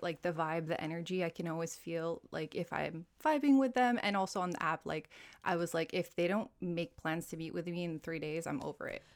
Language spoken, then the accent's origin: English; Hawaii, United States; moved away as an adult; also born or lived in Italy; now in Dubai, United Arab Emirates; I'm originally from Hawaii, a fellow American here. I've been in Dubai for about seven years now